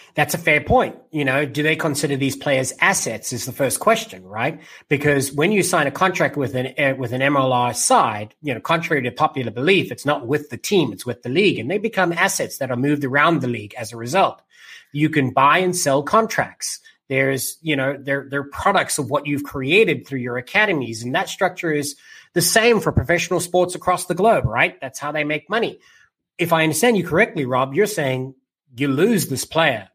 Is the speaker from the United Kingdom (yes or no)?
no; South Africa; me being South African, having rugby a part of my life from as far back as I can remember